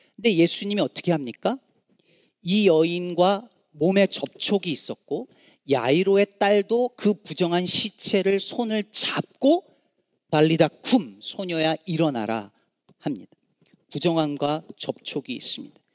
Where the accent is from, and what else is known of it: Jecheon, North Chungcheong, South Korea; born or raised there; moved away as an adult; now in Chicago, United States